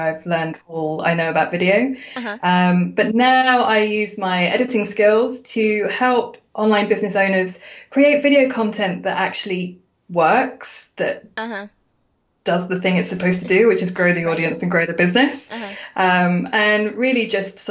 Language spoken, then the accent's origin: English; United Kingdom; I'm a Brit, I'm a girl